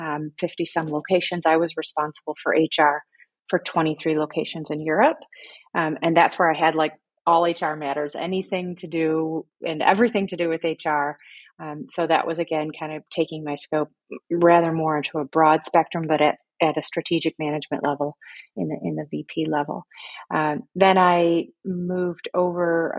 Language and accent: English; Michigan, United States; moved away as an adult; now in Berlin, Germany; I am born and raised in America, my hometown in Michigan